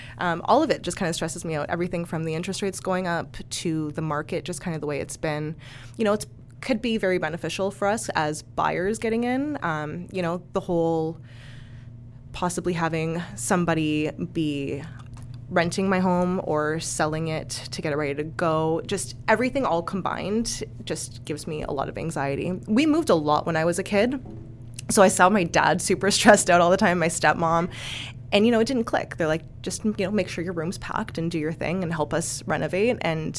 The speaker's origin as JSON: {"language": "English", "town": "Toronto", "region": "Ontario", "country": "Canada", "said": "I am from Toronto."}